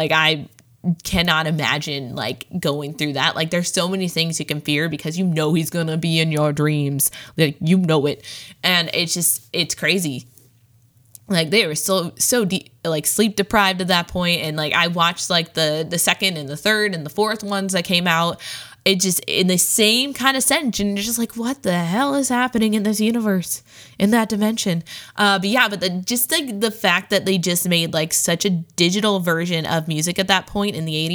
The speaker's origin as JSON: {"language": "English", "region": "Midwest", "country": "United States", "said": "I'm from the Midwest"}